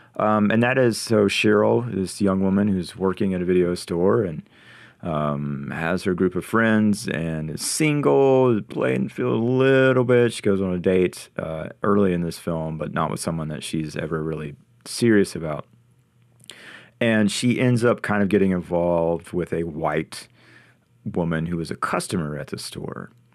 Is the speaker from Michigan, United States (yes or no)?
no; North Carolina, United States; me growing up in North Carolina in a small town.